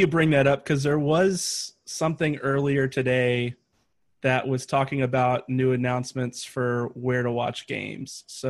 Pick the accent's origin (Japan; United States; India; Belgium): United States; East Coast; now in Texas, United States; I'm from the East Coast.